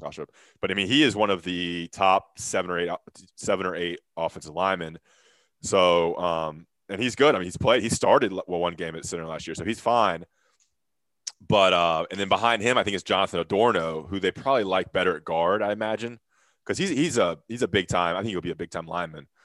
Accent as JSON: {"language": "English", "region": "the South", "country": "United States", "tie": "born or raised there", "said": "I grew up in the South."}